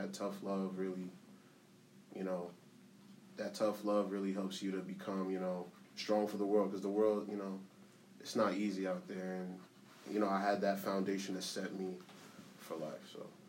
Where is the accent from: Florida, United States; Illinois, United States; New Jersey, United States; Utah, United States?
New Jersey, United States; Orange; born or raised there; also born or lived in Haiti